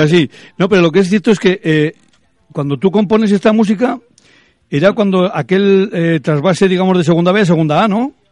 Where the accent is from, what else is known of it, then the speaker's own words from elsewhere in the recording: Rioja, Basque Country, Spain; los que somos de Rioja